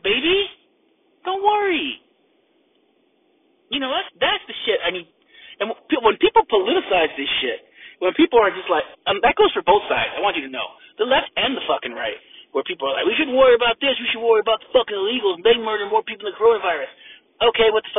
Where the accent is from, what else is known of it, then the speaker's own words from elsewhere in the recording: United States; I'm an American